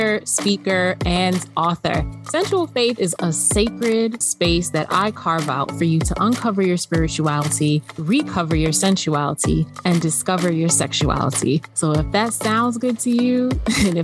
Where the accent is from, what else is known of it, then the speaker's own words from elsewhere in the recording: Northeast, United States; my experience growing up in the Northeast as a first generation Caribbean American eldest daughter